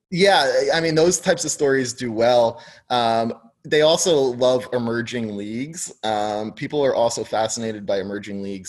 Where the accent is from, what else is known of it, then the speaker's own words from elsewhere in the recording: New York, United States; also born or lived in New Jersey / Tucson, Arizona; I grew up in New York.